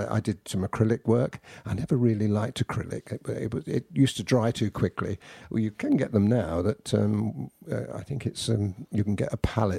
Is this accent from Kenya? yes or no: no; United Kingdom; Yeah. Yeah. Definitely. We've got to have something to moan about.